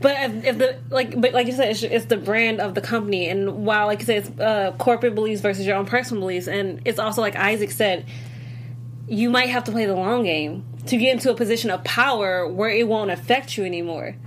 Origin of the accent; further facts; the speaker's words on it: Illinois, United States; I'm from Illinois